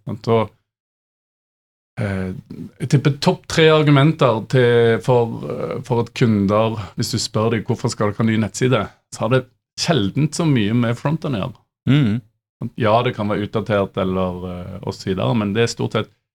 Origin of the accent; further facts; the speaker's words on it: Stavanger, Rogaland, Norway; jeg er fra Vestlandet eller Stavanger